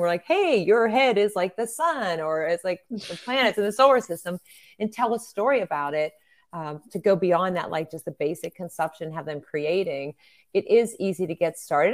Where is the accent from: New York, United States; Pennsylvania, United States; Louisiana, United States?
Pennsylvania, United States; near Pittsburgh; my hometown